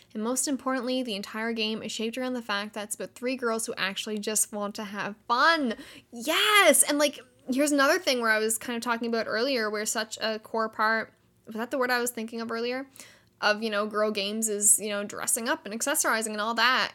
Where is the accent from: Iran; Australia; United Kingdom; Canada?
Canada; Canada, which is where I am. I am Canadian.